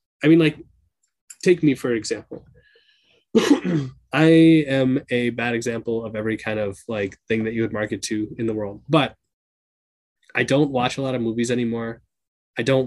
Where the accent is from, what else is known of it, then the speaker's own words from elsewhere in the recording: Minnesota, United States; I'm a person from Minnesota.